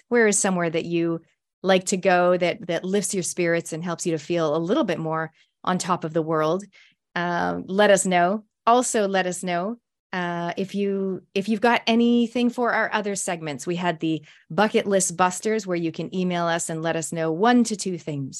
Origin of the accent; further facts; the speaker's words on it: Canada; moved away as an adult; now in New Zealand; I'm a Canadian Kiwi. I've been here since I was 23, which was many, many moons ago.